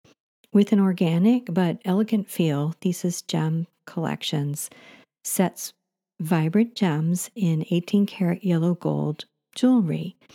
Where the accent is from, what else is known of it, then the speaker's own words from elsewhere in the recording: New York, United States; As a young child growing up in New York, I would take long hikes with my father to collect quartz and other minerals.